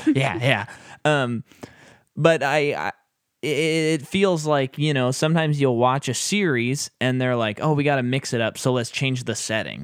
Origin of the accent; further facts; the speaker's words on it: United States; as an American